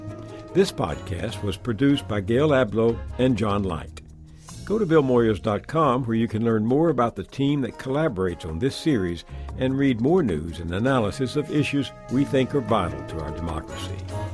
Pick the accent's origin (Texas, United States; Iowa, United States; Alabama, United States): Texas, United States; East; growing up in East Texas